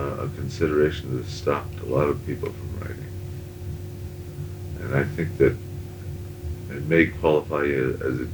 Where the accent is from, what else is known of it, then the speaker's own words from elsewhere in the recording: Montreal, Quebec, Canada; growing up in Montreal